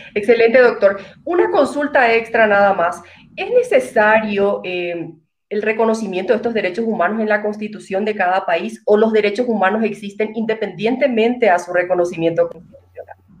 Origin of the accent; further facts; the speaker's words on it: Paraguay; como paraguaya